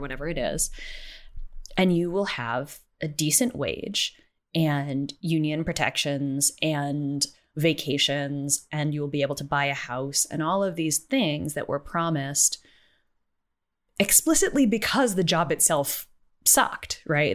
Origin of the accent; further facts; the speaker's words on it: United States; I'm American